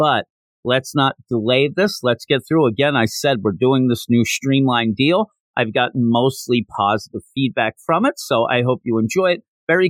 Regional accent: Philadelphia, Pennsylvania, United States; I'm from Philadelphia, and pretty much we go through our lives being jealous of people from New York.

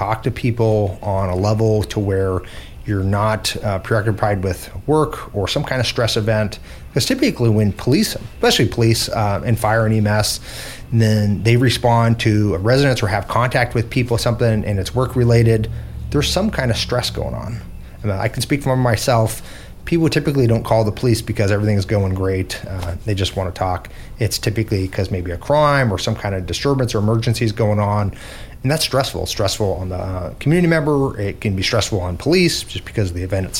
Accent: Ketchikan, Alaska, United States; now in Juneau, United States; I grew up in Southeast Alaska, specifically in Ketchikan

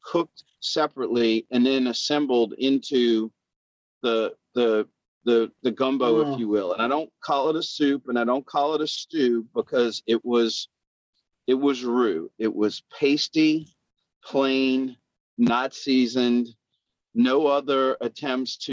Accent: Louisiana, United States; I'm from Louisiana

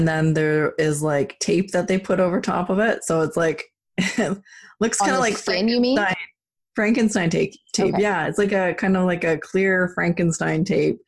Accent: Canada; being Canadian

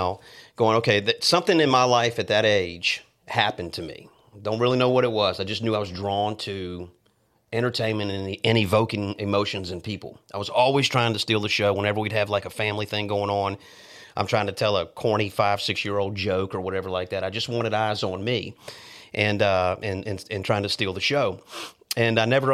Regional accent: Chesapeake, Virginia, United States; moved away; also born or lived in Norfolk, Virginia; We're from the East Coast of Virginia, Chesapeake, Virginia area

